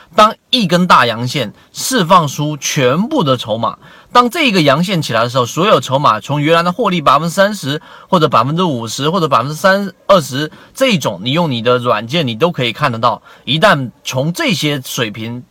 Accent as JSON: {"language": "Chinese", "country": "China", "said": "就跟我们中国人传统所说的这个盐少许，酱油少许"}